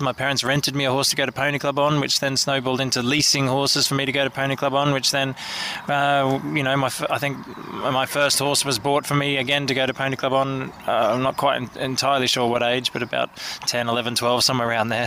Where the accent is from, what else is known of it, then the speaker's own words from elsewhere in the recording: Sydney, New South Wales, Australia; I grew up in Sydney City